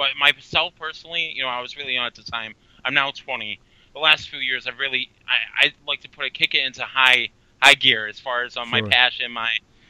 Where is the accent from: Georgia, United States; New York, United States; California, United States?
New York, United States; Syracuse; I'm actually from a city called Syracuse, New York. It's basically a little area upwards of central New York where I reside in.